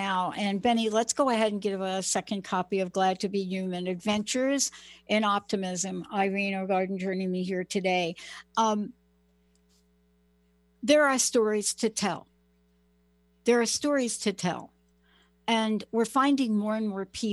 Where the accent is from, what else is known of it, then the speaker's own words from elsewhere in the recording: United States; now in Seattle, United States; I'm from New York and New Jersey. I'm from the East Coast.